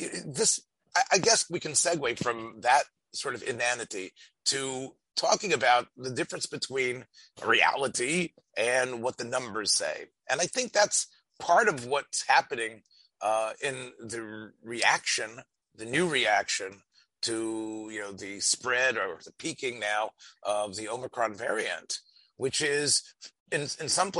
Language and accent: English; United States; As an American